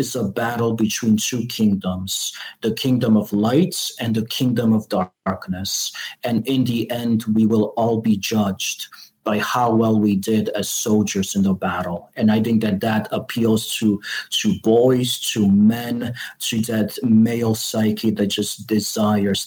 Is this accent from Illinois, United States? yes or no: yes; Chicago, Illinois, United States; I'm from Chicago.